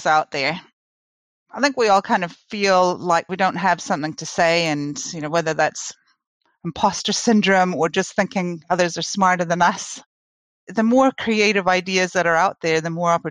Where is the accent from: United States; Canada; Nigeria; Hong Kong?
Canada; moved away as an adult; now in New Zealand